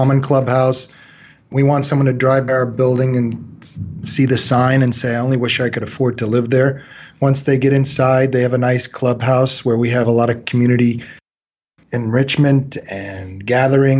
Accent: Long Beach, California, United States; I was born in Long Beach, California, 52 years ago.

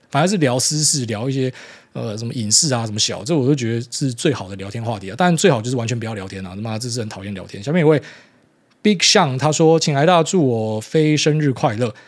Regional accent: Miaoli County, Taiwan; 我们从小在那种就是非常疯政治的环境长大，就苗栗人他妈的那下班也没事做

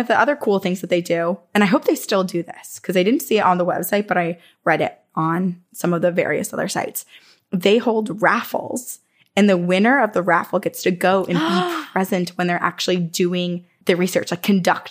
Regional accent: Vermont, United States; moved away; I'm from Vermont.

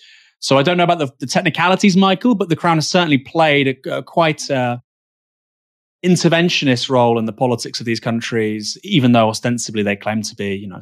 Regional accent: United Kingdom; For me as a Brit, it just seems almost like Australia, you really have no sense of self-respect.

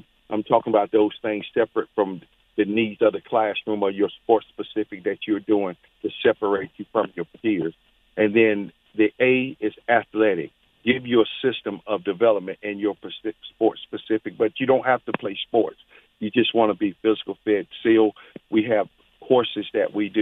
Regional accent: Charlotte, North Carolina, United States; moved away as an adult; coming home to Charlotte back in about 2008, I saw the conditions that was going on in my hometown

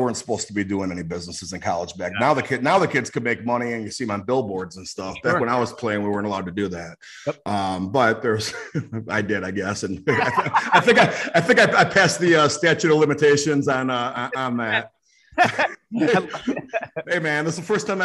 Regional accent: Schaumburg, Illinois, United States; I'm from Schaumburg, Illinois. It's a suburb of Chicago.

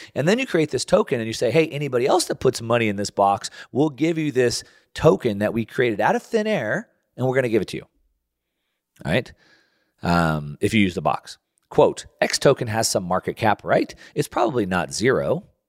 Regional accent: United States; as an American

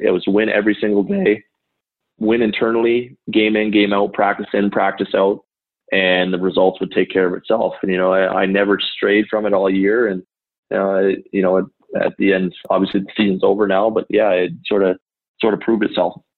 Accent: St. Stephen, New Brunswick, Canada; I grew up in St. Stephen, New Brunswick, which is a small town right on the border of Maine

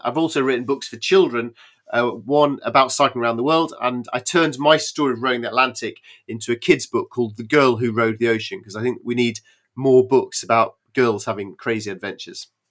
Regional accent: United Kingdom

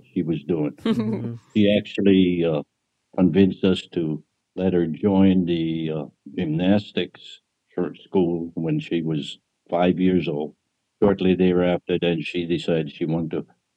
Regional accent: Kauai, Hawaii, United States; moved away as an adult; I was born on Kauai

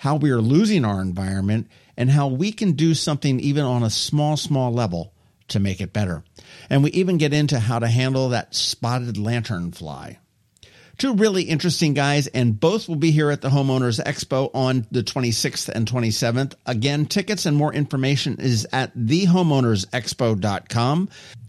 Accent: Philadelphia, Pennsylvania, United States; moved away; and I'm originally from Philadelphia

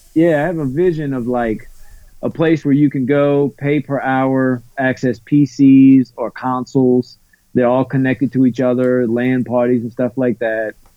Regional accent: New Orleans, Louisiana, United States; I'm from New Orleans because mm. basically I am but I'm kind of right outside of the actual city limits.

